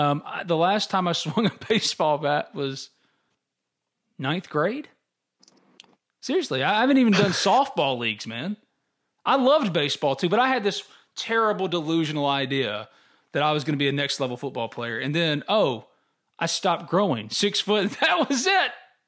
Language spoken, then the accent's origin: English; Hernando, Mississippi, United States; I grew up in Hernando, and when I was young, I would go watch the high school football and baseball games.